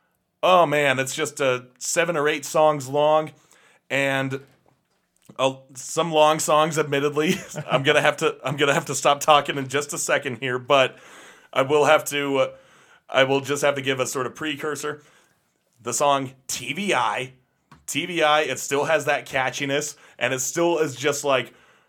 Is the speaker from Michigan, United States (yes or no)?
yes; Detroit, Michigan, United States; let's just try and make it rugged, because we're from Detroit. We're from one of the biggest producers of cars. We're living next to steam mills and factories